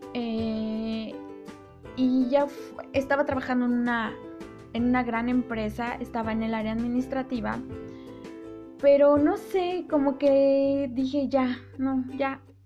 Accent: Mexico; yo soy mexicana y pues aquí en, en México

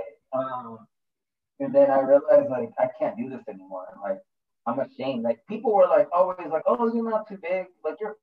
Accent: Sunnyside, United States; moved away; I haven't lived in Sunnyside for 15 years now

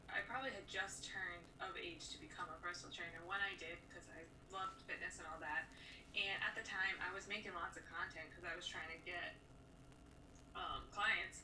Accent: Rhode Island, United States; I'm from Rhode Island

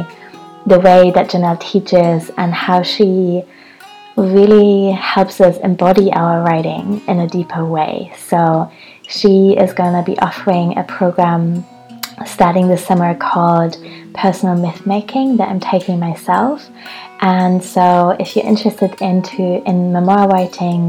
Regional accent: Hamburg, Germany; I'm still in Hamburg, my hometown

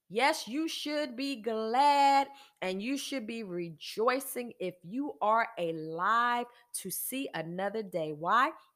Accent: United States; I am an American, and I am a woman

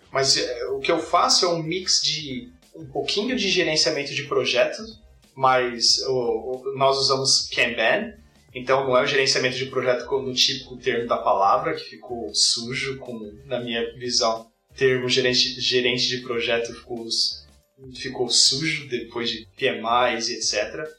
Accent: São Paulo, Brazil; moved away as an adult; now in Canada; eu sou de São Paulo, me mudei para o Canadá há sete anos atrás

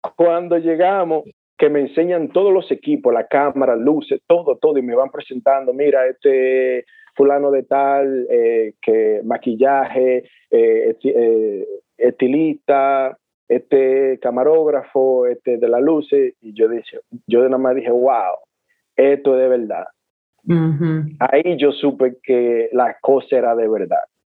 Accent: San Pedro de Macorís, Dominican Republic; Yo como buen dominicano y buen pelotero o beisbolista

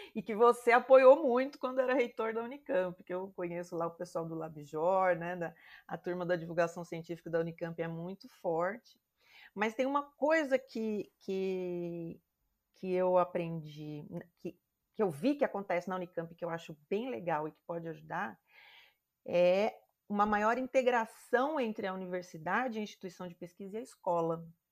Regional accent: Campo Grande, Mato Grosso do Sul, Brazil; eu cresci no Mato Grosso do Sul, né, em Campo Grande

